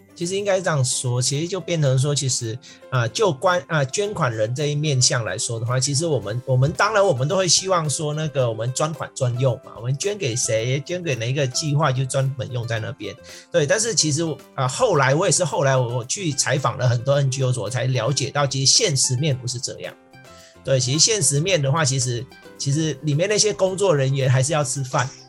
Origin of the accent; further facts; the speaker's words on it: Vietnam; moved away; 因为我是越南出生的。对，所以， 所以其实我们在越南乡下的